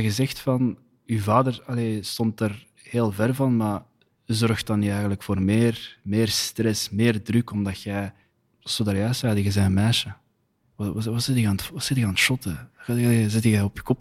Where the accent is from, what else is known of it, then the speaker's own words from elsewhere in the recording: Flanders, Belgium; ik ben een Vlaming, ik ben een Belg